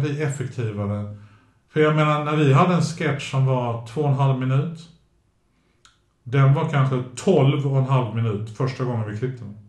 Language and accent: Swedish; Sweden; Min mamma har ju alltid låtit oss bli svenskar först